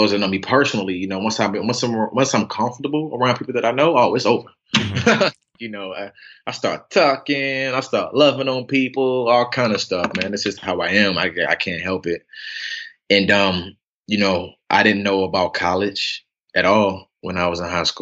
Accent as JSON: {"language": "English", "town": "Atlanta", "region": "Georgia", "country": "United States", "tie": "born or raised there", "also_born_or_lived": "Decatur, Georgia", "said": "Born and raised in Atlanta"}